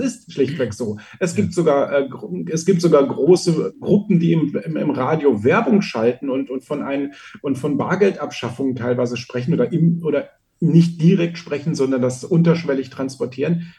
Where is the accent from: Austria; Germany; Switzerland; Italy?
Austria; bei uns in Österreich